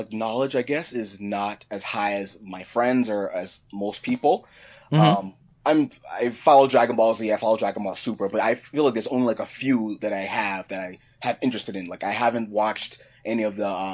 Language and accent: English; Lowell, Massachusetts, United States; I'm from Lowell, Massachusetts